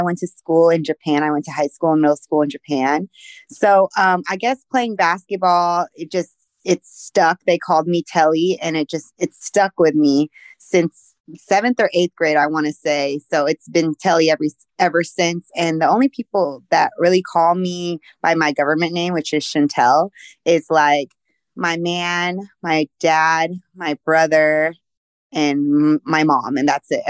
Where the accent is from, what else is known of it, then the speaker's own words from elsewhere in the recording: Philippines; born there; Yes, I was born in the Philippines. My father was military. So we moved like every 3 years.